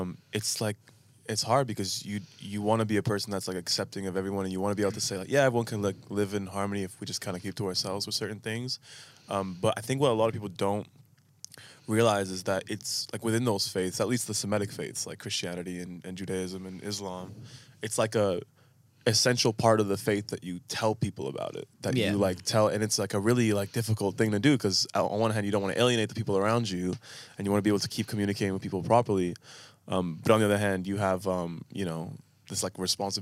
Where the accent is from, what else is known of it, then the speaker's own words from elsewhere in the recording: Ottawa, Ontario, Canada; moved away as an adult; now in Australia; where I'm from Ottawa, which is like the capital